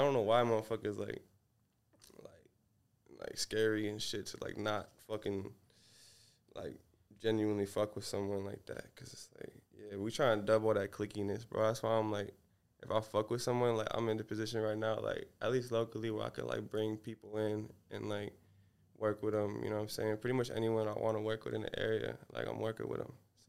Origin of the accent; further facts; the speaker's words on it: Seattle, Washington, United States; Around here, around Seattle.